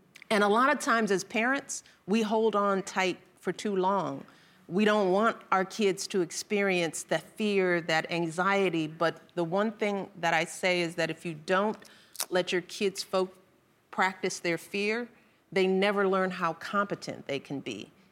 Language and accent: English; Chicago, Illinois, United States; I was raised on the South Side of Chicago